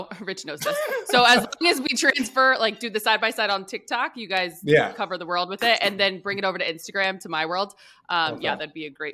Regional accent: Ohio, United States; I'm born and raised in Ohio

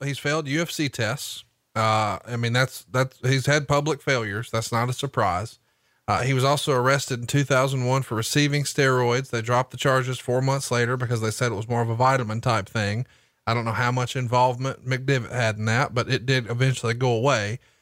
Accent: Huntsville, Alabama, United States; here in my hometown of Huntsville, Alabama

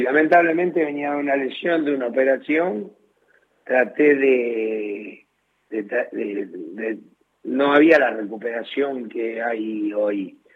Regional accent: Argentina; soy argentino

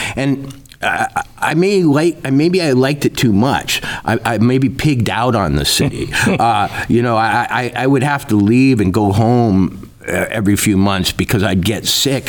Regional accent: Minnesota, United States; also born or lived in Princeton / Oxford / New York City; now in Livingston, Montana, United States; I, I grew up in Minnesota

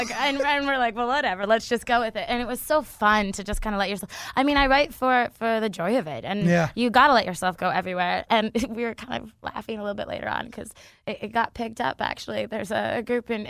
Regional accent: Canada; moved away as an adult; also born or lived in Vancouver, Canada; now in Los Angeles, United States; growing up in Canada where you have those four seasons

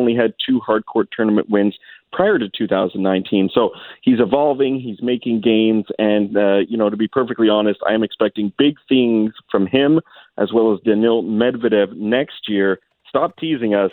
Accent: Canada; where we hope as Canadian tennis fans that Berrettini cools off a little bit

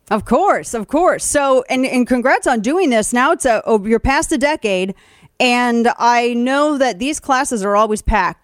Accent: Missouri, United States; moved away; also born or lived in Texas; in Texas and growing up in Missouri

